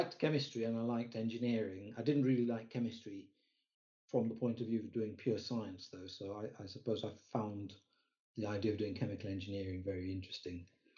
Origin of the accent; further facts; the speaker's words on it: Kenya; moved away; I grew up in Kenya